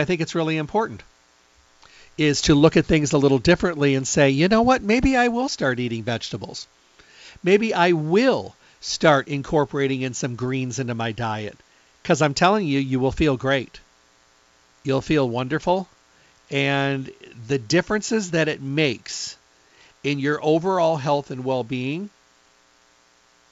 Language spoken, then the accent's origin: English; Midwest, United States; I'm from the Midwest, so when I was raised up, we had to mow grass